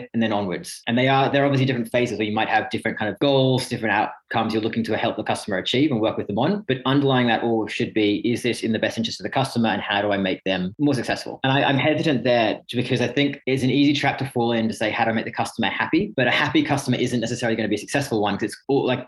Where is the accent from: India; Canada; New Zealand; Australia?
Australia; Sydney, New South Wales; moved away as an adult; also born or lived in Reading, United Kingdom; now in United Kingdom; English born near Reading, but grew up most of my life over in Sydney